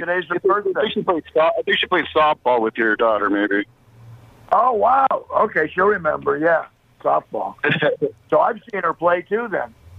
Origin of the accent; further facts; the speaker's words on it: Thousand Oaks, California, United States; I grew up out in Thousand Oaks, California.